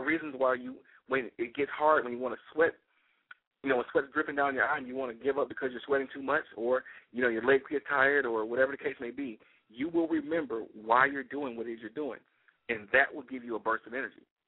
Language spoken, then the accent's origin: English; Detroit, Michigan, United States; I'm from Detroit, Michigan